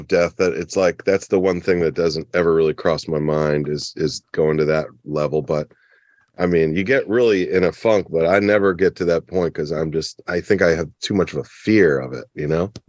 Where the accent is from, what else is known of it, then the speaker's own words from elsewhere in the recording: Oklahoma, United States; No, I'm from Oklahoma.